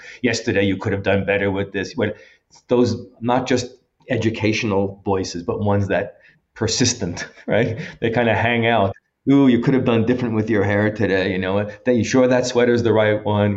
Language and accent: English; United States; I'm a white Jewish male from the United States.